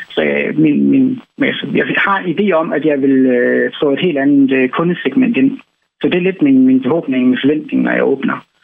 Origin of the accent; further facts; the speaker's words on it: Jutland, Denmark; jeg er jo østjyde, og forhåbentlig stadigvæk begge mine fødder plantet godt i den jyske muld.